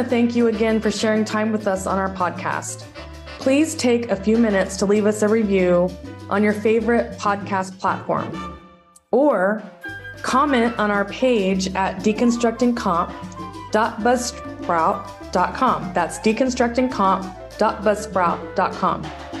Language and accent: English; San Antonio, Texas, United States; I grew up in San Antonio, Texas